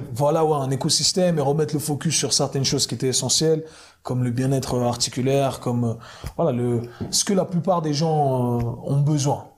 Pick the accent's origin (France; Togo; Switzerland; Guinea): Switzerland; Geneva; moved away as an adult; also born or lived in New York, United States; Donc à la base, je suis de, de Genève. Je suis parti à, à, New York quand j'avais 19 ans. 19 ans, j'ai fait 20 ans là-bas.